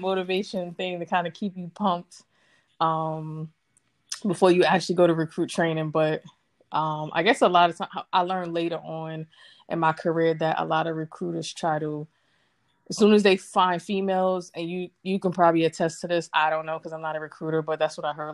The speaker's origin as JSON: {"language": "English", "town": "New York City", "region": "New York", "country": "United States", "moved": "as an adult", "said": "I am from Brooklyn, New York. BK all day, every day"}